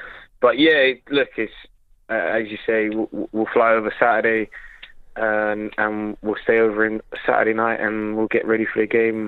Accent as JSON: {"language": "English", "region": "London", "country": "United Kingdom", "tie": "born or raised there", "accent": "English", "said": "where I grew up in West London, there was a bit of an Irish community, so. I went to a Catholic school in my area."}